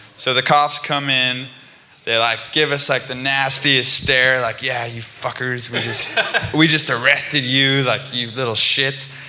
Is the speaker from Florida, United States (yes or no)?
no; California, United States; I'm from California. I don't handle the cold very well